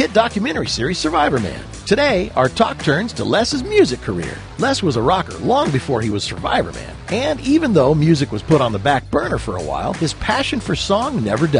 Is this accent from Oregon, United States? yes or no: yes; Grants Pass, Oregon, United States; This is my hometown after all, too